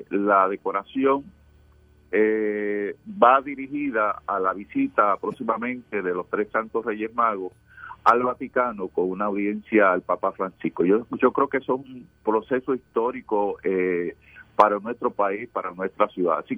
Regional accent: Puerto Rico; no todo está perdido en nuestro país, que hay puertorriqueños que luchan y que logran sus metas

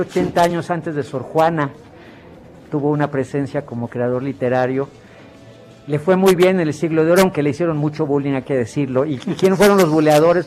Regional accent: Mexico; como sociedad mexicana

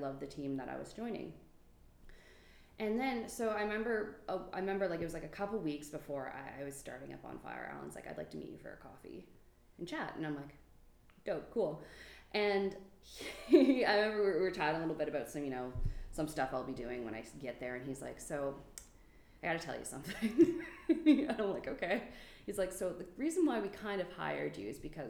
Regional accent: New Brunswick, Canada; born or raised there

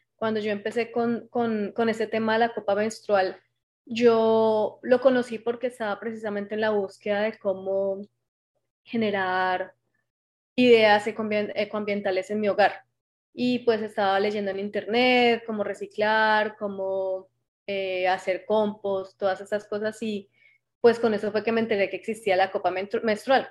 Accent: Colombia; moved away as an adult; now in Canada; hago parte de las guías Scout de Colombia, aunque en este momento me encuentro en Canadá ya hace tres años.

